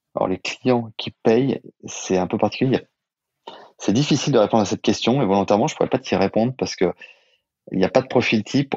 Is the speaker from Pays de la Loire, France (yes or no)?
no; Saint-Étienne, Auvergne-Rhône-Alpes, France; also born or lived in Lyon; now in Paris, France; On est deux copains d'enfance d'origine stéphanoise